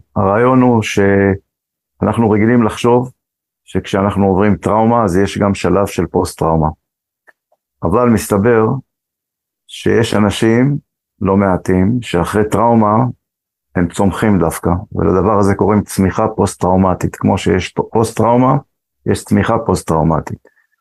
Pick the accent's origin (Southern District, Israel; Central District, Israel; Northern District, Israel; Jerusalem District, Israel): Jerusalem District, Israel; Jerusalem; also born or lived in Morocco; אני גדלתי, נולדתי במרוקו, עליתי לארץ כשהייתי בן שנתיים, גדלתי משפחה גדולה, עם עוד אה, עשרה אחים ואחיות, שכונת הקטמונים בירושלים